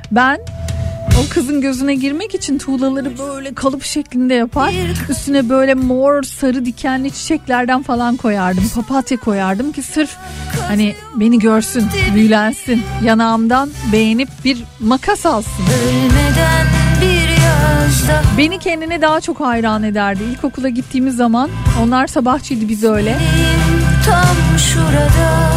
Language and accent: Turkish; Antakya, Hatay, Turkey; Antakyalıyım 1978 doğumluyum. Bizim müstakil bir evimiz vardı yol kenarında